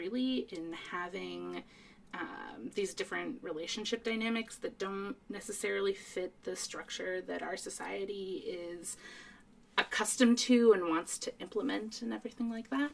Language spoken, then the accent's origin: English; East Coast, United States; I grew up on the East Coast, and I actually spent a lot of time in Boston growing up